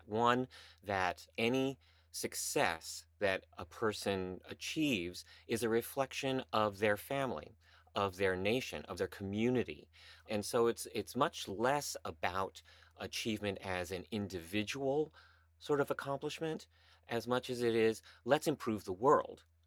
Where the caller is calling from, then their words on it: New York City, New York, United States; I am calling in from the cl, my closet here in Midtown Manhattan